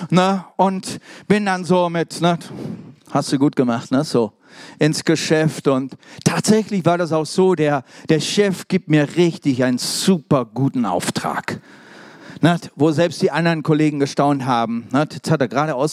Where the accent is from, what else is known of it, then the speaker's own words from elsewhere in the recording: Germany; also born or lived in England; Also richtig deutsch, ne? Ihr wisst ja, ne? Übrigens bin ich auch Deutscher, ne?